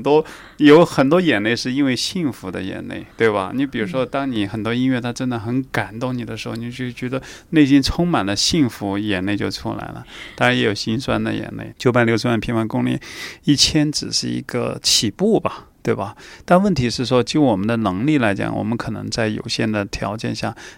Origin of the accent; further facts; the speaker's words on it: China; 我说我从中国来